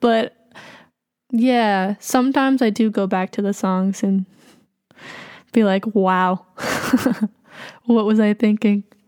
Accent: Boston, Massachusetts, United States; also born or lived in Jackson, Mississippi / New Orleans / New York; I grew up in, like, around Boston

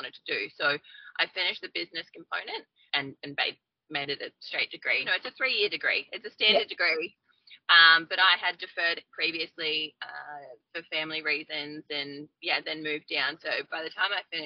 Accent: Queensland, Australia; moved away as an adult; also born or lived in Victoria, Australia; now in New South Wales, Australia; I was born in Victoria and we moved up to Queensland when I was 10. So raised up there

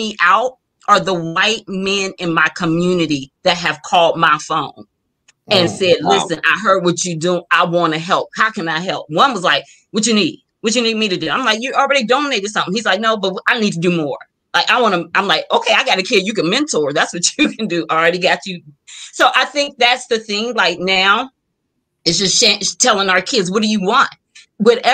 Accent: Warren, Ohio, United States; I'm from Warren originally, like 3rd Street Warren.

